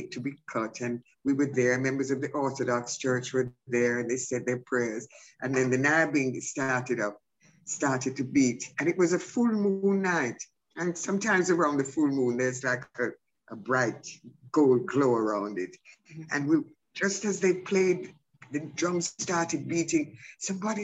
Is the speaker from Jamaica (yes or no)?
yes; Jamaica; being Jamaican is living in paradise